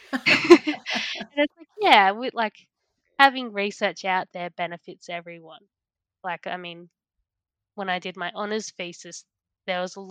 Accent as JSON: {"language": "English", "area": "Central Coast", "region": "New South Wales", "country": "Australia", "also_born_or_lived": "Toowoomba", "moved": "as an adult", "said": "I'm from the Central Coast, New South Wales, definitely not farming"}